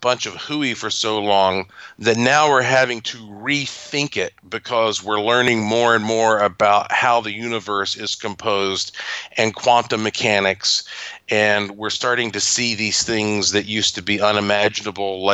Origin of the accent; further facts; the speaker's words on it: North Carolina, United States; I am from North Carolina